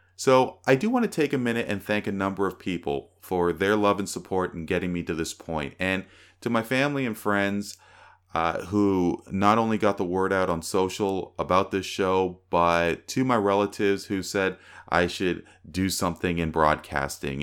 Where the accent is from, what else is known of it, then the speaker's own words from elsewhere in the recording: Toronto, Ontario, Canada; I'm from Toronto